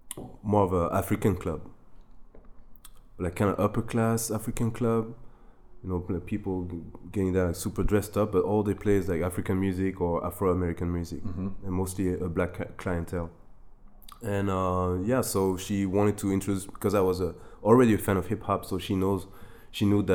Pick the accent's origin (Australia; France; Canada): France; also born or lived in Germany / Ivory Coast / New York City, United States / Bangkok, Thailand; Grew up in France in Ivory Coast. I was born in Germany though, because my dad was working there.